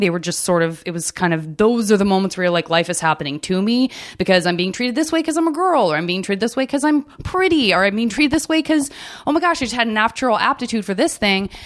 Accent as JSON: {"language": "English", "region": "Arizona", "country": "United States", "said": "I'm from Arizona"}